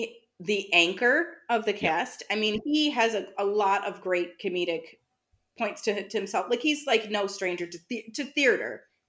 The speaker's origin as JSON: {"language": "English", "country": "United States", "said": "as an American"}